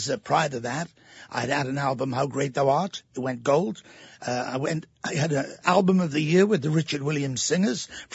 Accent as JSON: {"language": "English", "town": "Abergavenny", "region": "Wales", "country": "United Kingdom", "tie": "born or raised there", "moved": "yes", "said": "Abergavenny, our hometown."}